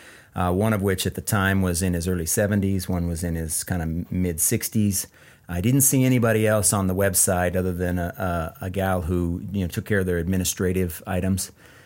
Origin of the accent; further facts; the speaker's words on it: Ephrata, United States; moved away; We're both from Ephrata.